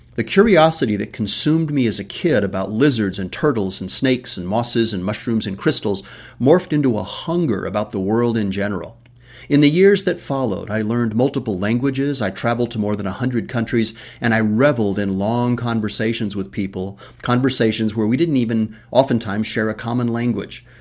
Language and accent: English; West Texas, United States; I was born in West Texas